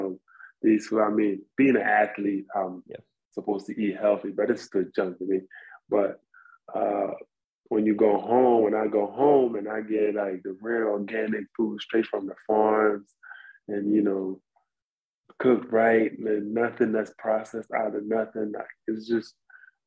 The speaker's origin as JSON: {"language": "English", "country": "Ghana", "tie": "born or raised there", "moved": "yes", "said": "I'm from Africa, I'm from Ghana."}